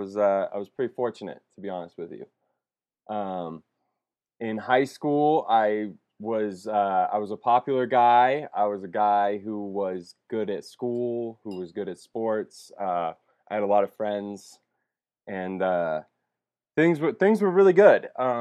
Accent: Las Vegas, Nevada, United States; So I was born in Vegas. To a great family.

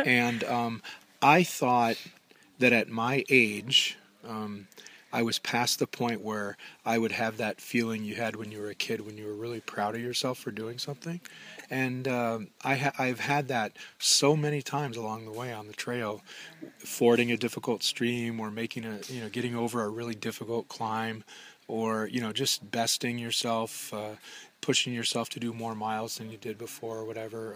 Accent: Minnesota, United States; I'm from Minnesota, and we have a, a, lot of water

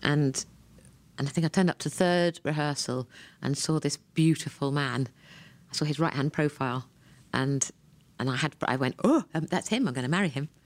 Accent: Ranworth, East of England, United Kingdom; I was born in Ranworth in Norfolk, England

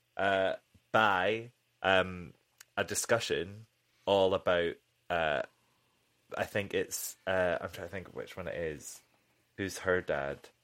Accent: United Kingdom; as a British person

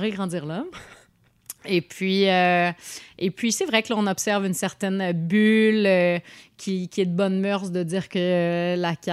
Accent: Montreal, Quebec, Canada; Mais bon, ça fait notre charme en tant que Montréalais, là

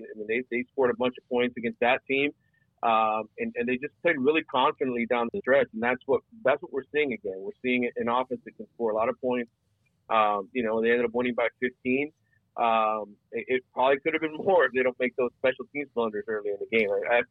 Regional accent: Miami, Florida, United States; having grown up and born and raised in the city

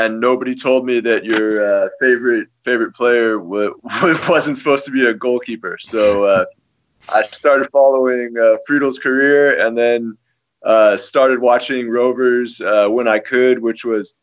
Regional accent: United States; coming from being an American sports fan.

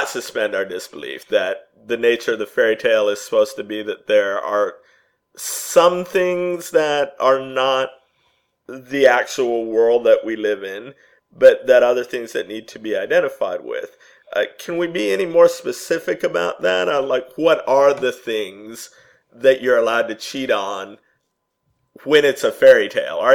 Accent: United States; I'm speaking as an American

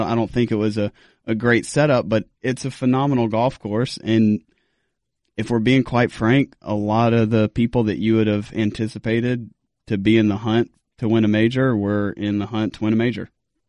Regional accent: South Carolina, United States; and raised in South Carolina.

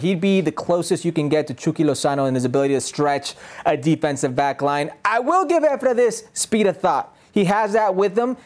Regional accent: United States; Being Mexican American, you grow up with two sets of idols

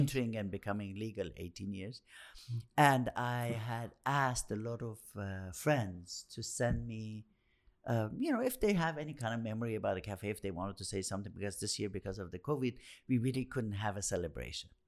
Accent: Tehran, Tehran Province, Iran; growing up in Tehran, the center of the action was that whole area

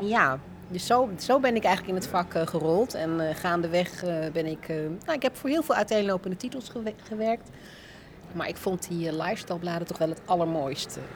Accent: Alphen aan de Rijn, South Holland, Netherlands; also born or lived in Rotterdam / Leiden; Ik ben opgegroeid in Alphen aan de Rijn

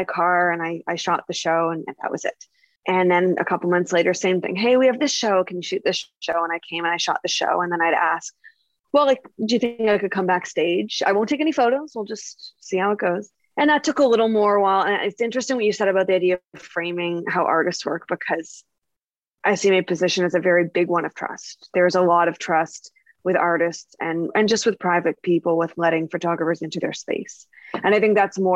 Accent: Nova Scotia, Canada; now in Toronto, Canada; I'm originally from Nova Scotia, a pretty rural area

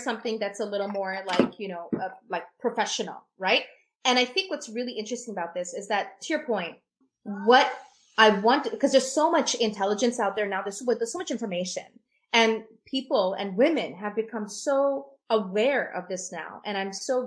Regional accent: Pakistan; as a Pakistani, there's a Muslim culture that I map

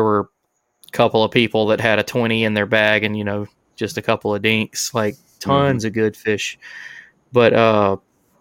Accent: Alabama, United States; we're all from Alabama.

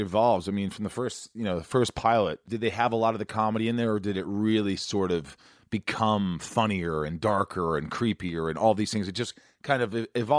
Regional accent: Indiana, United States; moved away; also born or lived in New York; I grew up in Indiana, I was born in New York, but I grew up in Indiana.

